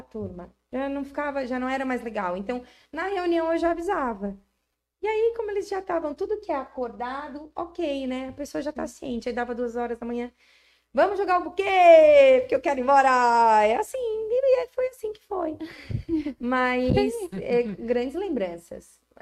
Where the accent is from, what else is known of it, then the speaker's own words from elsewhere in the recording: Araranguá, Santa Catarina, Brazil; E eu amo Araranguá. Eu sou muito araranguaense. Eu sou araranguaense eu sou brasileira